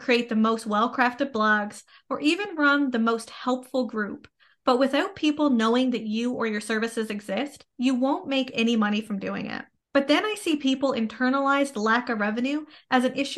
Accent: Canada; I am a Canadian social worker, business coach, and private practice owner.

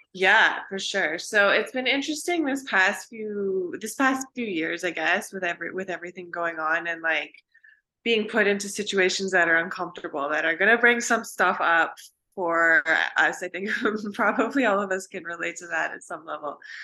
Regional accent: Vancouver, British Columbia, Canada; moved away as an adult; also born or lived in Pacific Northwest; now in Austin, United States; I am from Vancouver, British Columbia in Canada

